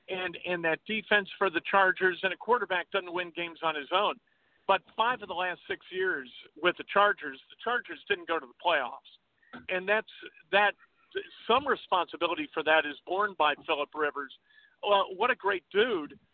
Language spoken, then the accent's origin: English; Chicago, Illinois, United States; I'm from Chicago. I grew up a Bears fan.